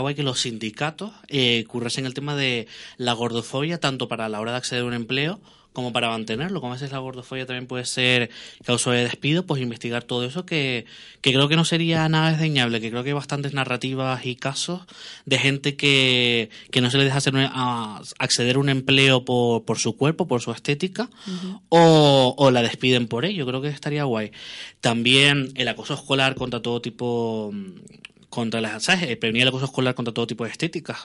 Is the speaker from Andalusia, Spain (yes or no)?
no; Tenerife, Canary Islands, Spain; somos de Tenerife